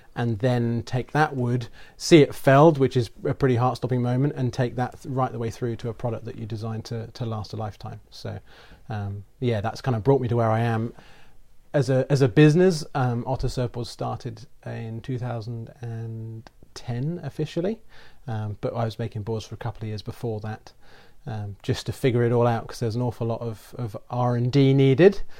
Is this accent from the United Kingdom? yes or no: yes; England, United Kingdom; moved away; grew up kind of in the middle of the U K